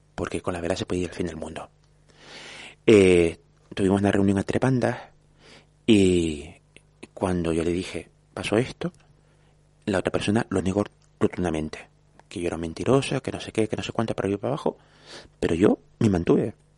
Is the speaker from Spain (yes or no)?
yes; Vega de San Mateo, Canary Islands, Spain; also born or lived in Santa Brígida; soy hijo de San Mateo porque nací en San Mateo a mucha honra